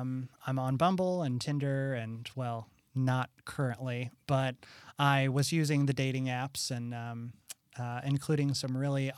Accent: Illinois, United States; Southern Illinois.

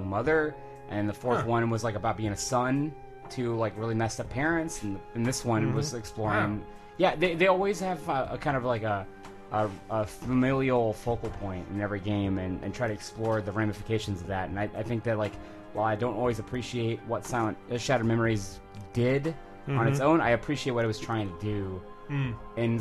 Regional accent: Texas, United States; As a Texan

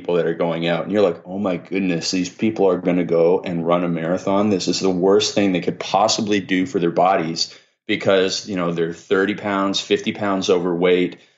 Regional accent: Canada; I'm Canadian

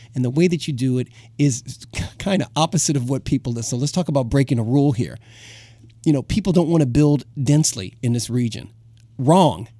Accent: Chicago, Illinois, United States; moved away; I grew up in Chicago, um, part of my life

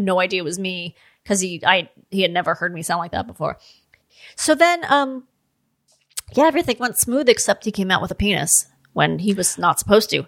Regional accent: Los Angeles, California, United States; I grew up in Los Angeles.

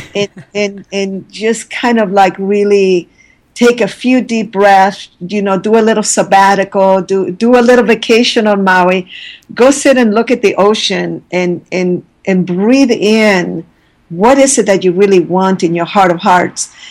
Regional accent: Santiago, Santiago Metropolitan Region, Chile; moved away; I was born in Santiago, Chile

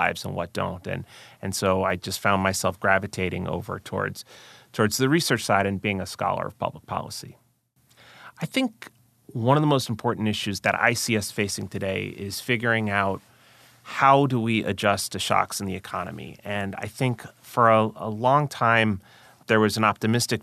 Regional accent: Long Island, New York, United States; I grew up on Long Island, just outside New York.

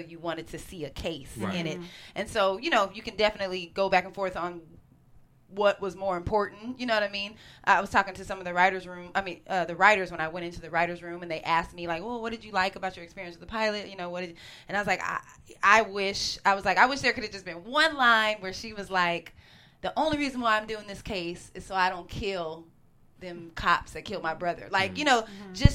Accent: Northern California, United States; I'm from Northern California as well, and there is a very high Asian population in Northern California

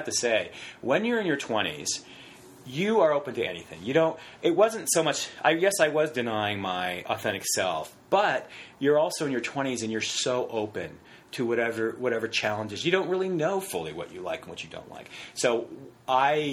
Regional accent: Westminster, California, United States; I grew up in Orange County.

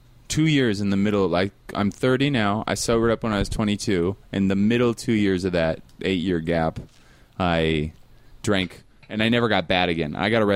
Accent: Seattle, Washington, United States; I'm from Seattle.

